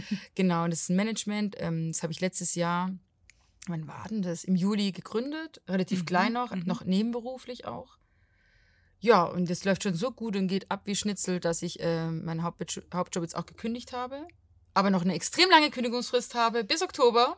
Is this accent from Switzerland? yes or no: no; Portugal; now in Stuttgart, Germany; Ich bin aus Portugal, aber wohne in Stuttgart